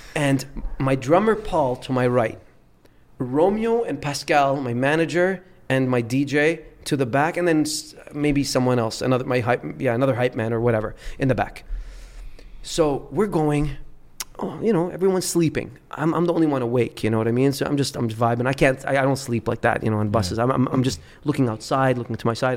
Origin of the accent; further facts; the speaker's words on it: Dubai, United Arab Emirates; also born or lived in Beirut, Lebanon; I was born in Beirut, Lebanon. Left when I was three years old because of the civil war and and grew up in Dubai